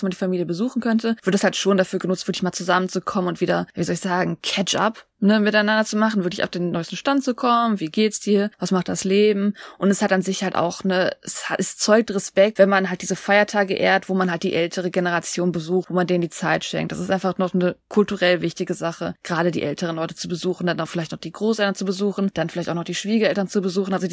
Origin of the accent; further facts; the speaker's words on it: Seoul, South Korea; German is a second language; Nee, ich bin in Seoul aufgewachsen, ich muss nicht reisen.